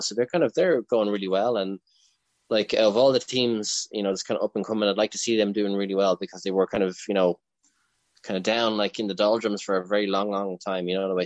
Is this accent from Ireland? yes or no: yes; Leinster, Ireland; I'm from Leinster